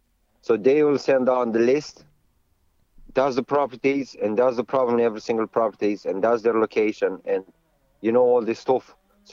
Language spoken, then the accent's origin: English; Romania; now in Ireland